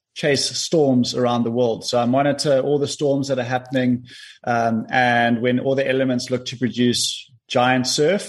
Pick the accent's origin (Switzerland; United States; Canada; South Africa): South Africa; Cape Town, Western Cape; also born or lived in Kommetjie; I was born in Cape Town, and then we moved to Komaki when I was 12 years old